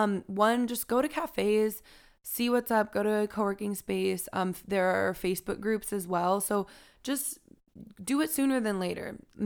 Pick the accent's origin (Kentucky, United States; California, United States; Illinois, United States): California, United States; We come from Southern California. There is a lot to do there, but sometimes with all of the driving involved, you don't take advantage of those kinds of opportunities.